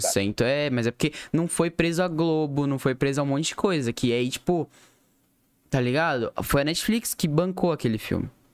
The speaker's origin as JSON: {"language": "Portuguese", "country": "Brazil", "said": "a gente é brasileiro"}